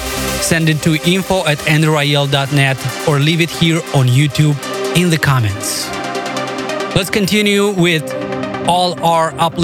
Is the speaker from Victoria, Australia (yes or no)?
yes; Melbourne, Victoria, Australia; thank you for supporting my fellow Australian producer from my hometown of Melbourne, …, with ….